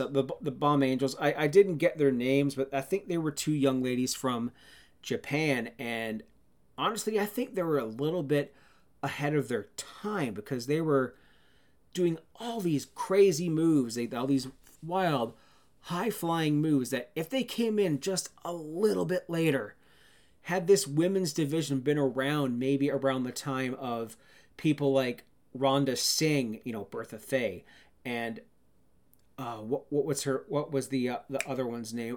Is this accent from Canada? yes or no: yes; Canada; I'm a Canadian